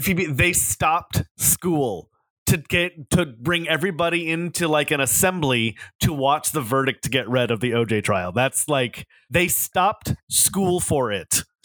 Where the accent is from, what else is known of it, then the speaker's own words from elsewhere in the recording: Southern California, United States; growing up in Southern California as a teenager